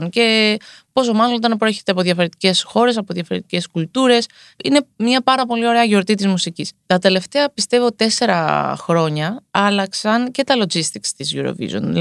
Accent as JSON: {"language": "Greek", "country": "Greece", "said": "Είμαι Ελληνίδα."}